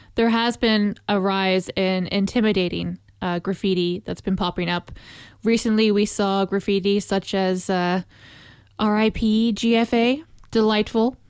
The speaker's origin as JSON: {"language": "English", "region": "Northern Ireland", "country": "United Kingdom", "said": "as an Irish citizen in Northern Ireland"}